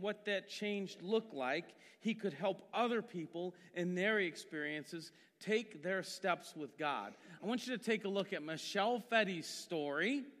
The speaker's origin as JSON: {"language": "English", "town": "Massillon", "region": "Ohio", "country": "United States", "tie": "born or raised there", "said": "I grew up in Maslin and was a Methodist my whole life"}